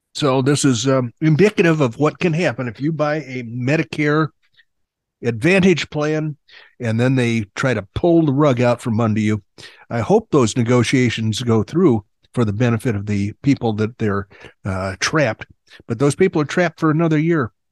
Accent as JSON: {"language": "English", "region": "Illinois", "country": "United States", "tie": "born or raised there", "also_born_or_lived": "Oklahoma", "moved": "yes", "lives_now": "Arizona, United States", "said": "I grew up in Illinois, not too far from Chicago"}